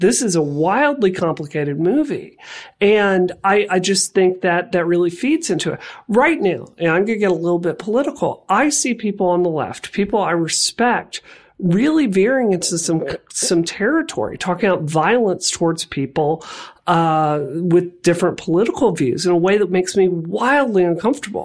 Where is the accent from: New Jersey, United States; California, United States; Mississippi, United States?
Mississippi, United States; I grew up queer in Mississippi